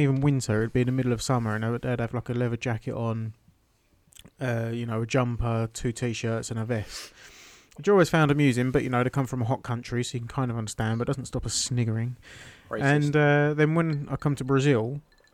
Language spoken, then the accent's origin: English; United Kingdom; moved away; I was born in the mountains, raised by wolves, I'm British